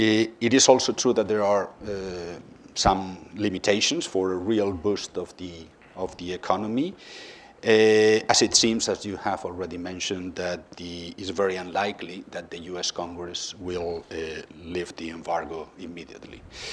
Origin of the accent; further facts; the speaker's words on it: Madrid, Community of Madrid, Spain; Okay, we are a bank of Spanish origin, as you said. I come from Madrid, but we have quite a wide international presence.